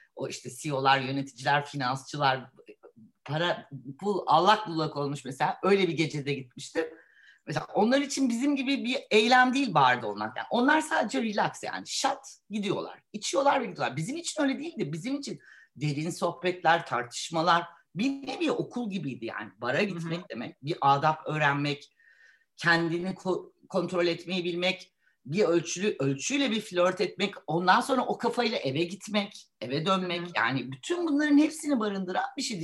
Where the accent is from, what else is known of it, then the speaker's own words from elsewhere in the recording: Istanbul, Turkey; Ben e, bir İstanbulluyum. E, burada okudum.